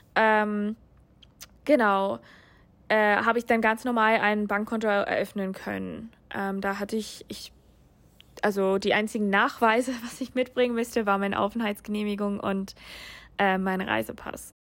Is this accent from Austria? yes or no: no; United States; German is a second language; moved away as an adult; also born or lived in Germany; now in Hamburg, Germany; Ich komme ursprünglich aus den USA